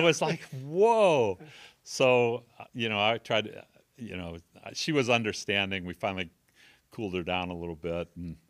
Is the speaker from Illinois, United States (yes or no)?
yes; Arlington Heights, Illinois, United States; And so I grew up in Arlington Heights, Illinois, mm-hmm. you know, love outside of Chicago, love Chicago.